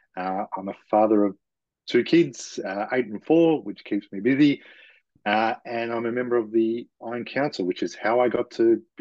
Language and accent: English; Western Australia, Australia; now in Melbourne, Australia; I am from Melbourne, Australia, originally born in Western Australia. Grew up in country towns. I would describe it like the deep south of the United States.